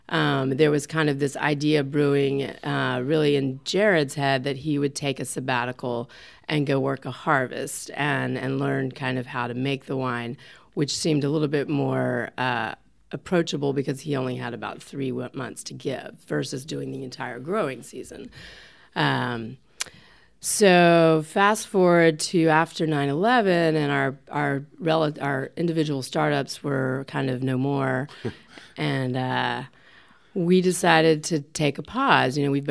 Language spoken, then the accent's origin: English; North Carolina, United States; moved away as an adult; now in California, United States; So I came from North Carolina to California in 98 on an advertising career